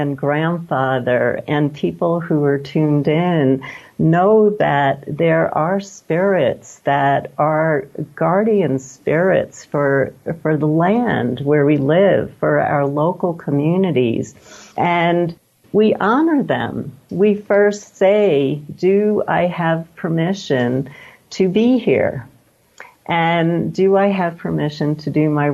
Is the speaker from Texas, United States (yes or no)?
no; New York, United States; also born or lived in California; now in Santa Fe, United States; I grew up in New York